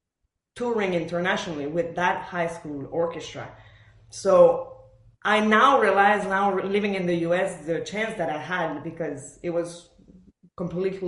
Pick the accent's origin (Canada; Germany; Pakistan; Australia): Canada; Montreal, Quebec; English is a second language; moved away as an adult; also born or lived in Buenos Aires, Argentina / Philadelphia, United States; now in Nashville, United States; move basically from Buenos Aires. I was born there in Argentina. To Montreal. So I was raised in Montreal